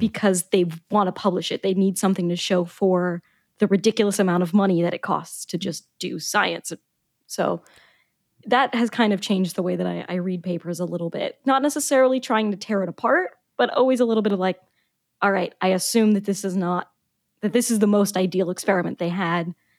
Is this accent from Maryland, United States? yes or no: yes; Maryland, United States; also born or lived in Boca Raton, Florida; growing up in Maryland